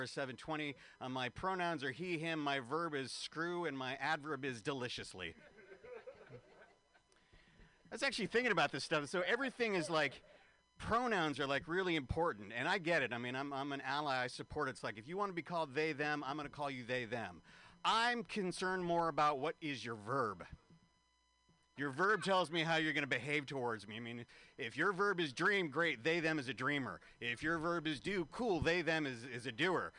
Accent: San Francisco, California, United States; San Francisco, this is my hometown.

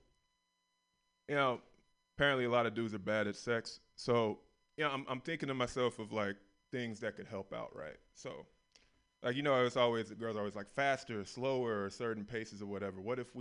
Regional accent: the South, United States; I grew up in the South

